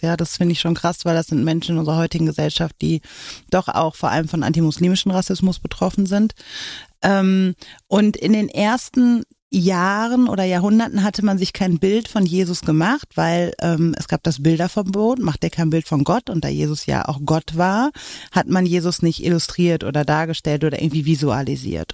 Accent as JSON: {"language": "German", "town": "Oberhausen", "region": "North Rhine-Westphalia", "country": "Germany", "tie": "born or raised there", "said": "ich bin so am Stadtrand von Oberhausen groß geworden"}